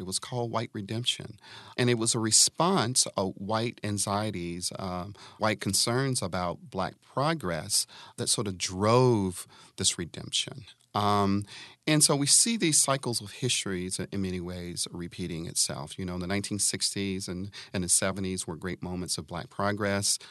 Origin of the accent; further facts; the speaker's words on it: Atlanta, Georgia, United States; my home state of Georgia, I grew up in Atlanta